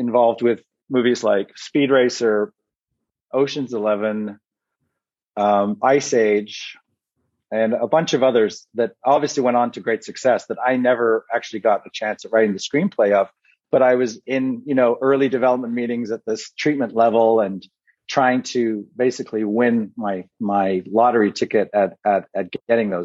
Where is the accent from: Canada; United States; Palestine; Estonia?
Canada; moved away as an adult; as a Canadian kid